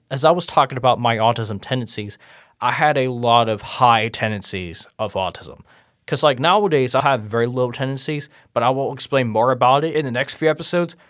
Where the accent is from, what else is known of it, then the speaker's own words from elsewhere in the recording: Cincinnati, Ohio, United States; I was born and raised in Cincinnati, Ohio